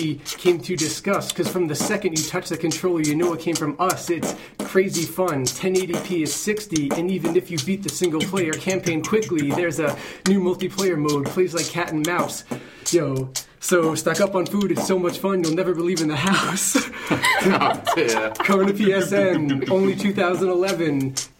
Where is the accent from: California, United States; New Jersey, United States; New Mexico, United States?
New Jersey, United States; slow it down a little bit, because I'm from Jersey. We don't do that, like Florida.